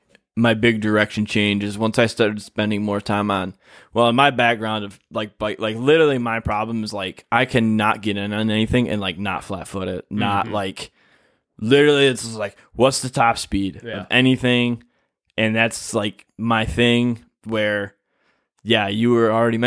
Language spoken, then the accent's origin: English; Michigan, United States; we're from Michigan, where we're like, rocks.